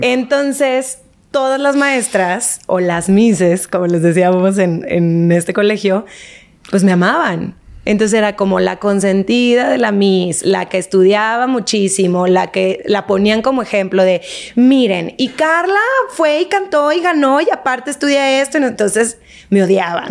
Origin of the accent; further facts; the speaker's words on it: Monterrey, Nuevo León, Mexico; moved away; also born or lived in Argentina; Soy regia, nací en Monterrey, toda mi familia está allá, menos mi hermano.